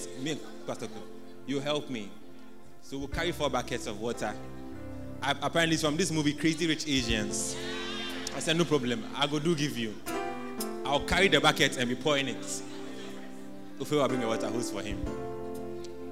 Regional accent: Ghana; as a Ghanaian

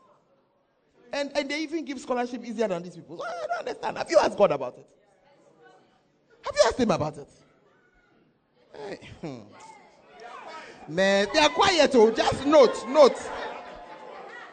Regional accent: Accra, Greater Accra, Ghana; moved away; I am from Accra. I have not lived there for the past 30-something years

